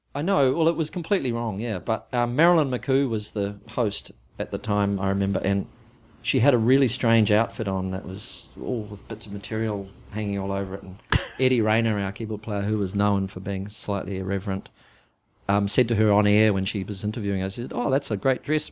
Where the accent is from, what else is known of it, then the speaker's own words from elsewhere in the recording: New Zealand; moved away; we came from New Zealand